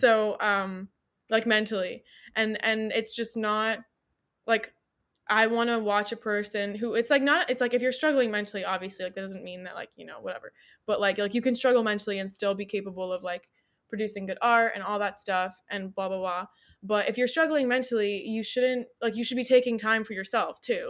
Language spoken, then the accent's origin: English; United States; living in America as an American who has, like, either, like, a parent or a grandparent that is, like, not Amer-, or, like, not from, like, not wasn't born in America